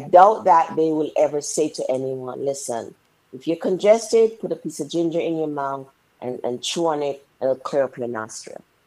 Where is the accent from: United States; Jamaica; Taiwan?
Jamaica; when we were young young ladies growing up in Jamaica